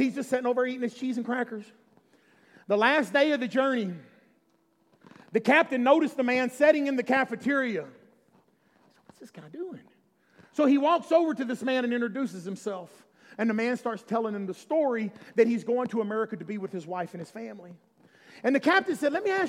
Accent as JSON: {"language": "English", "region": "Alabama", "country": "United States", "said": "I'm from Alabama"}